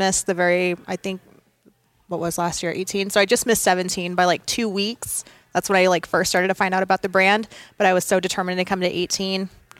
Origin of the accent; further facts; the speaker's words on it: Visalia, California, United States; also born or lived in England / Sacramento / Texas; So I was born in England, moved to Sacramento, then moved to Texas, then moved to Vandenberg here in California.